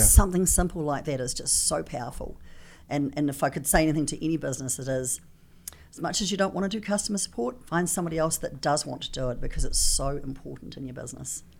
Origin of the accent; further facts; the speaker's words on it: New Zealand; I come from New Zealand. I talk a little funny